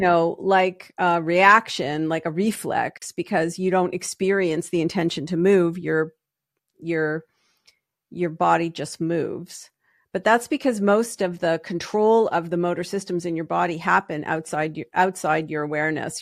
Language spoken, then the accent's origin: English; Canada; moved away as an adult; also born or lived in Toronto; now in United States; I am Canadian by birth